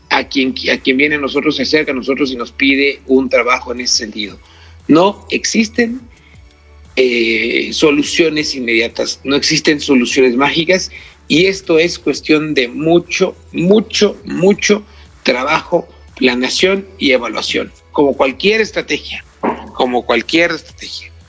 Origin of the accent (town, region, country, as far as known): Mexico